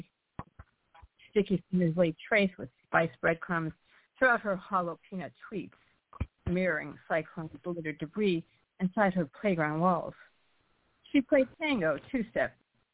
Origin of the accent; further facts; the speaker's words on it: Boston, Massachusetts, United States; I'm from Boston.